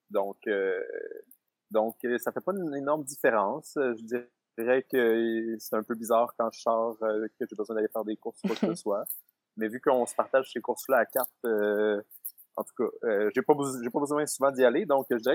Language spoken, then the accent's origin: French; Sherbrooke, Quebec, Canada; born there; donc, je suis né à Sherbrooke, un petit peu à l'extérieur de Sherbrooke, à l'hôpital Florimont